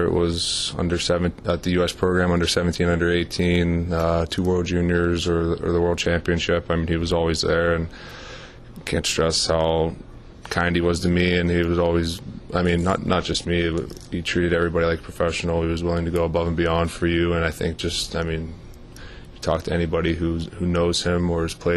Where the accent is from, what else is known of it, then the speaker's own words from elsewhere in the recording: Pittsburgh, Pennsylvania, United States; moved away as an adult; now in Anaheim, United States; growing up in Pittsburgh, it's a huge part of my life and where I came from